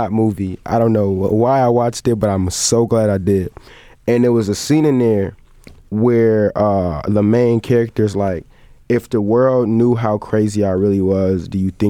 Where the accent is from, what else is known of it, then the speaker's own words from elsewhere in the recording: Evanston, Illinois, United States; also born or lived in Glenwood, Illinois / Uptown, Chicago / Rogers Park, Chicago; I was born on the West End of Evanston